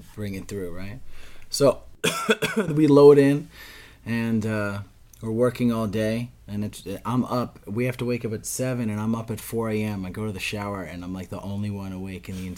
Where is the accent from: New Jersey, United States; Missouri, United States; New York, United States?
New Jersey, United States; we're from New Jersey